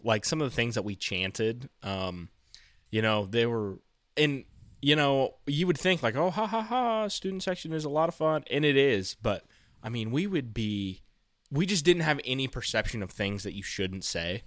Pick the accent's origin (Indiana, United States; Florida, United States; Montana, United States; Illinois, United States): Indiana, United States; Frankton; my hometown, so, like, my, my high school, Frankton